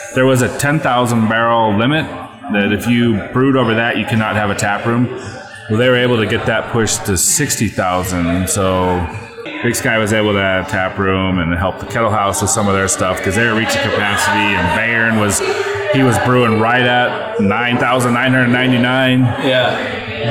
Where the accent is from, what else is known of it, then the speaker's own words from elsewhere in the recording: Portland, Oregon, United States; I grew up in Portland, Oregon